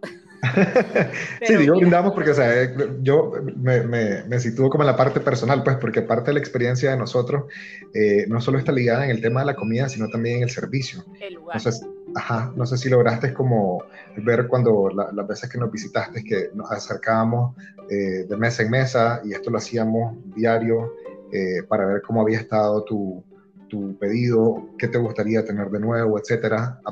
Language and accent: Spanish; Nicaragua; accent: nicaragüense; now in El Salvador; yo sí siento que hablo como, como full nicaragüense